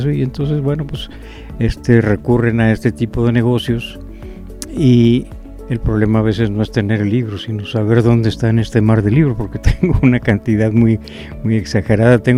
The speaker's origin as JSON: {"language": "Spanish", "region": "Tamaulipas", "country": "Mexico", "lives_now": "Saltillo, Mexico", "said": "Eh, vine de Tamaulipas y, bueno, me gustó tanto Saltillo que aquí me quedé."}